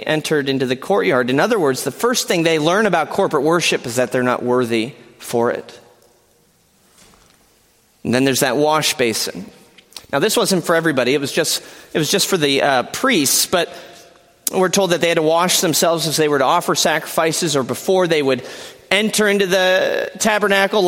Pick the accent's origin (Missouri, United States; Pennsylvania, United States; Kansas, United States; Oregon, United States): Pennsylvania, United States; moved away as an adult; now in Kalamazoo, United States; I am a proud PA resident, born and bred